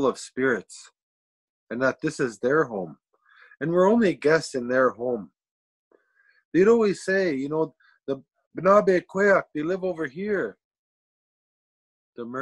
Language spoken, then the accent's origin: English; Serpent River First Nation, Ontario, Canada; I'm from a place called Serpent River First Nation, and I'm from the Fish Clan